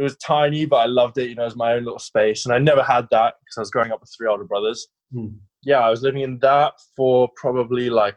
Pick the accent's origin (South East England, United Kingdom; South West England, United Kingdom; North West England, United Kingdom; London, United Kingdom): South West England, United Kingdom; Sidmouth; moved away; I grew up in Sidmouth, and before that we had a lot of childhood issues, like going around the world, my parents and all that kind of stuff. But we ended up in Sidmouth